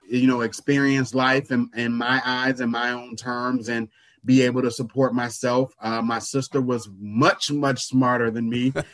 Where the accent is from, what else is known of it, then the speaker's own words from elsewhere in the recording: Chicago Heights, Illinois, United States; now in Milwaukee, United States; I am from East Chicago, Indiana. Shortly after uh, my third or fourth birthday, my parents moved to Chicago Heights, Illinois, and that's where I grew up.